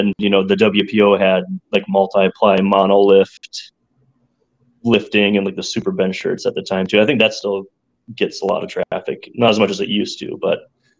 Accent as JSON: {"language": "English", "town": "Grand Marais", "region": "Minnesota", "country": "United States", "tie": "born or raised there", "also_born_or_lived": "Ortonville", "said": "Yep. In Ortonville, but I was raised in Grand Marais, which is along the Canadian border on Lake Superior."}